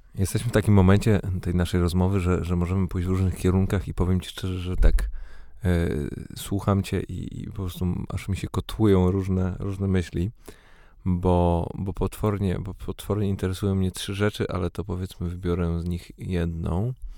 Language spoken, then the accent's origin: Polish; Poznań, Greater Poland, Poland; now in Warsaw, Poland; urodziłem się w Poznaniu, mieszkam w Warszawie